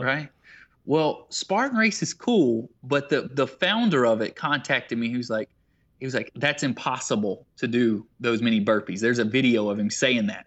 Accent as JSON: {"language": "English", "town": "Waterloo", "region": "South Carolina", "country": "United States", "tie": "born or raised there", "said": "Greenwood is near my hometown of Waterloo, South Carolina"}